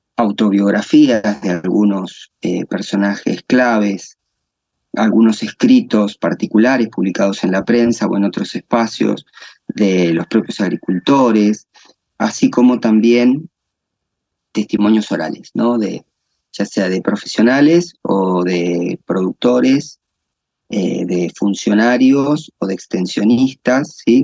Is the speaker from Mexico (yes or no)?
no; La Pampa, Argentina; also born or lived in Santa Rosa, La Pampa; yo soy eh, eh, argentino, nacido en Argentina, en una provincia del interior del país, eh, que es la provincia de La Pampa. Y mm, desde mi, desde mi infancia estoy eh, vinculado con, con el agro